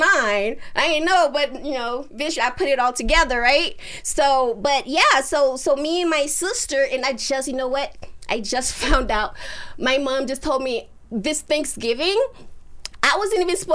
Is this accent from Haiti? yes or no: yes; Haiti; moved away; We're from Haiti, you know what I mean? And my parents, like, they came here before I did. They left me and my sister, you know, behind with my aunt